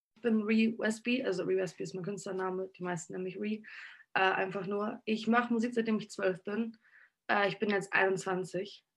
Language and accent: German; Hamburg, Germany; in der Schanze in Hamburg tatsächlich, wo ich aufgewachsen bin die meiste Zeit